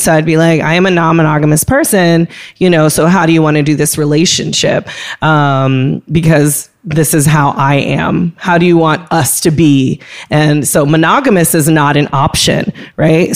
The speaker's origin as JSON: {"language": "English", "region": "California", "country": "United States", "tie": "born or raised there", "moved": "yes", "said": "growing up in California"}